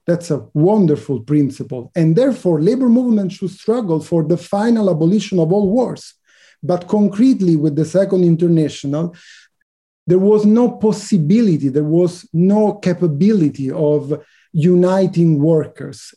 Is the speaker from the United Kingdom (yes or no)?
no; Italy; I was born in Italy